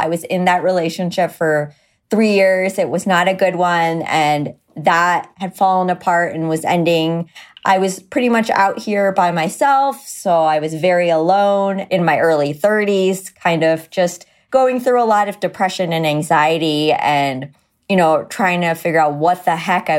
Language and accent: English; India; Okay, so I'm Indian, which means I was born very hairy.